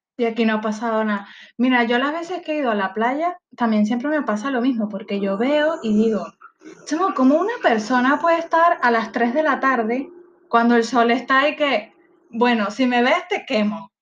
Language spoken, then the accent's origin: Spanish; Guatire, Miranda, Venezuela; moved away; Yo soy de Guatire